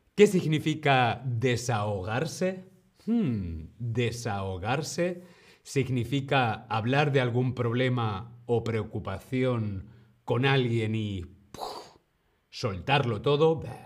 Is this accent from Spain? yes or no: yes; Spain; yo soy de España